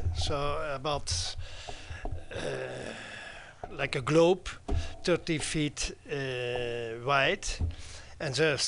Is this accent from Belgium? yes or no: yes; Belgium; now in United States; I'm Belgian born, so I was born in the Greenhouse